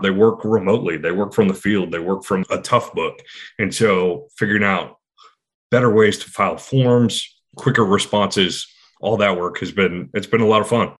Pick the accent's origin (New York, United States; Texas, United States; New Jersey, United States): Texas, United States; Houston; now in Austin, United States; A kid growing up in the 80s in Texas, in Houston